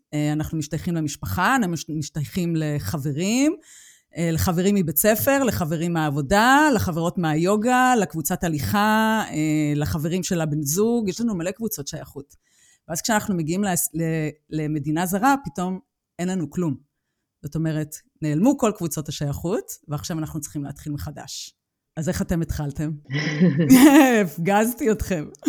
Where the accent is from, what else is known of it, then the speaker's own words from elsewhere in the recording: Israel; moved away as an adult; now in Germany; אני גדלתי על גזענות בישראל